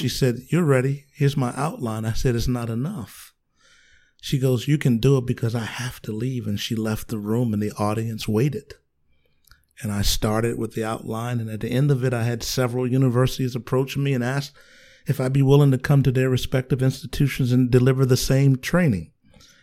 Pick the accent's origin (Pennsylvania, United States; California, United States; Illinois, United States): Pennsylvania, United States; Philadelphia; also born or lived in Union, South Carolina; Grew up in inner city Philadelphia